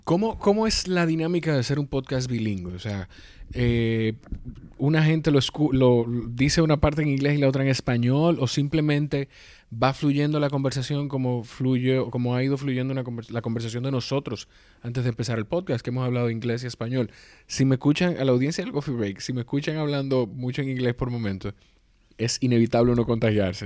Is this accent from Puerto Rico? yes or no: no; Dominican Republic; yo soy dominicano